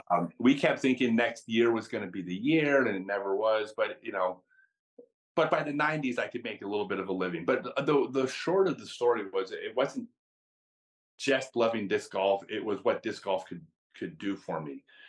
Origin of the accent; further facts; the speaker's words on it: United States; I'm American